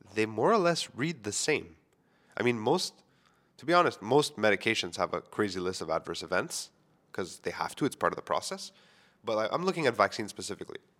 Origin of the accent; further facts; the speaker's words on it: Montreal, Quebec, Canada; I grew up within the Greek community in Montreal